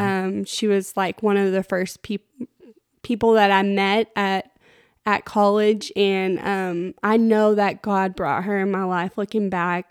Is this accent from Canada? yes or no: no; Plainview, Texas, United States; I grew up in Plainview